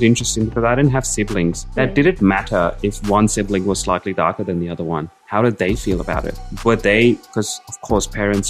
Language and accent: English; India; growing up in India